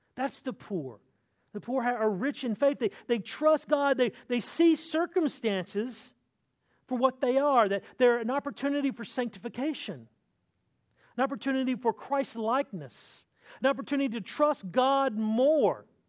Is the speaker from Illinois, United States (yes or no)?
no; North Carolina, United States; moved away; I'm from North Carolina, which is the home of, of Michael Jordan